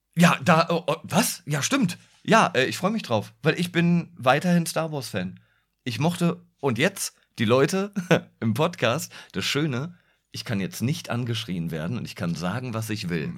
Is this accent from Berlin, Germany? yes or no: yes; Berlin, Germany; ich bin Berliner